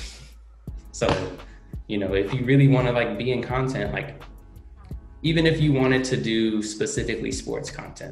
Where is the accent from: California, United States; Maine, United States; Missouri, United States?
California, United States; Oakland; I grew up in Oakland